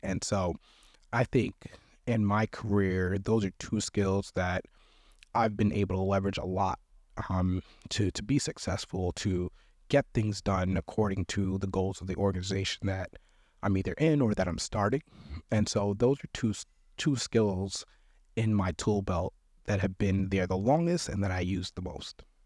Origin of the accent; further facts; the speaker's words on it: New York, United States; moved away as an adult; also born or lived in Wisconsin; I'm from New York